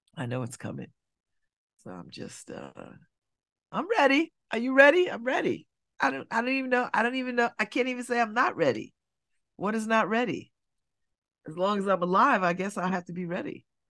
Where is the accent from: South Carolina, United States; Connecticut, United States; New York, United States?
Connecticut, United States; I'm from Connecticut